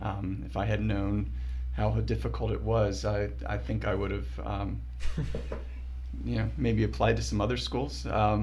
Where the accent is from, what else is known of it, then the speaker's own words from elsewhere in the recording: Columbia, Maryland, United States; I grew up in Columbia, Maryland